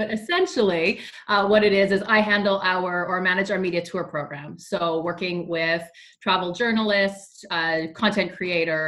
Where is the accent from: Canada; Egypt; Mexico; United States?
Canada; Winnipeg, Manitoba; moved away as an adult; also born or lived in Toronto; I grew up in Winnipeg, moved to Toronto and the outskirts for 13 years. I came back